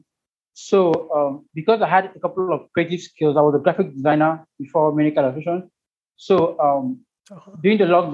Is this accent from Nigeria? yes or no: yes; Ebonyi, Nigeria; I'm from Ebonyi State in Nigeria.